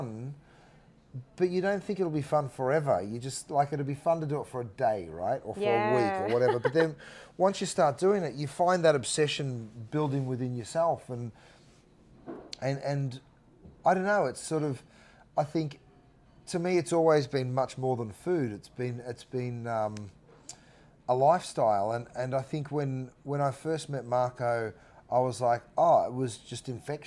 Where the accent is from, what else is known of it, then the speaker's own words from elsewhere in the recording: Australia; now in Los Angeles, United States; I'm an Aussie